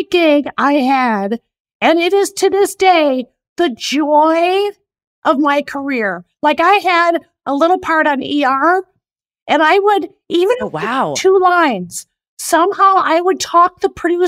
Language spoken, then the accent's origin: English; Oak Park, Illinois, United States; moved away; also born or lived in Chicago; I'm from Chicago